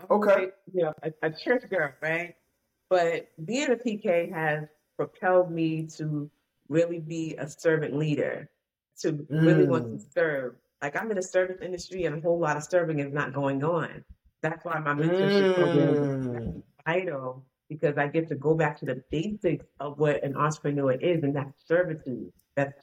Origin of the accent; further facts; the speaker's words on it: Boston, Massachusetts, United States; I'm from Boston, Massachusetts